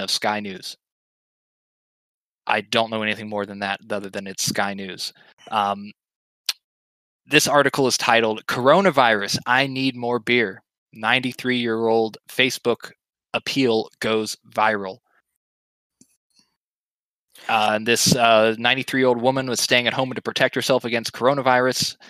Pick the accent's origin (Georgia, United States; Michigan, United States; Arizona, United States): Georgia, United States; now in Florida, United States; a boy born and raised in Georgia